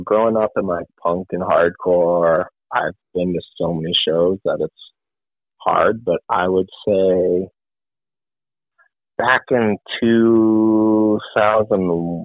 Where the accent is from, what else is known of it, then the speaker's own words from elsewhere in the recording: New England, United States; I'm from New England